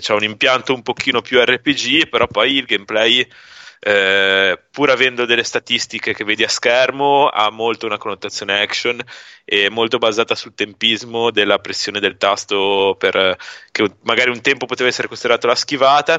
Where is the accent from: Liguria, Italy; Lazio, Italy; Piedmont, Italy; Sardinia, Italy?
Liguria, Italy; Genoa; da buon genovese